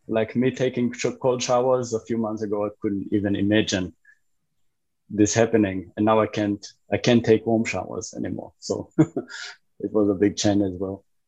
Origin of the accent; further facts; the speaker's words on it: Israel; moved away as an adult; now in Berlin, Germany; I grew up in Israel, been living in Berlin for 13 years now